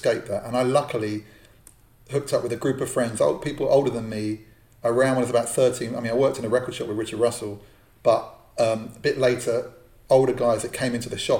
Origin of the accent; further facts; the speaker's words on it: London, United Kingdom; I grew up in Northwest London, Jewish community.